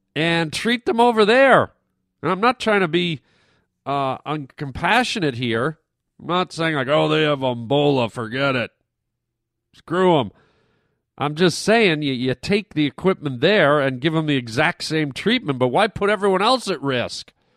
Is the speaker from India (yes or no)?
no; Canada; moved away; I grew I grew up in Canada